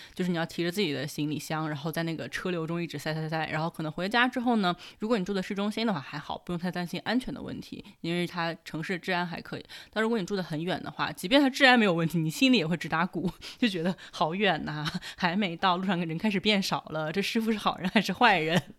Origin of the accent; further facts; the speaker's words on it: Taiyuan, Shanxi, China; moved away as an adult; also born or lived in Guangdong / Taiwan / United Kingdom; now in Shanghai, China; 省会呢是太原，也就是我的家乡